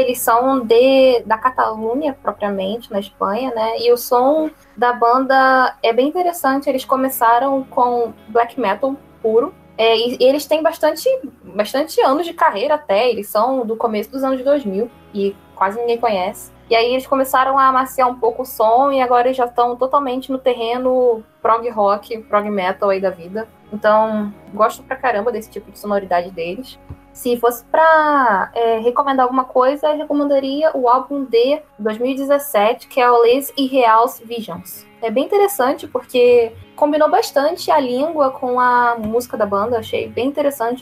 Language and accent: Portuguese; Rio de Janeiro, Brazil